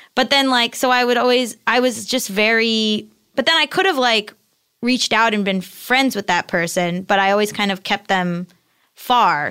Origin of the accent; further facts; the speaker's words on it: Hollywood, Florida, United States; moved away as an adult; also born or lived in Boston / New York; I'm from South Florida, uh, like Hollywood Beach area, and, uh, and my parents are still there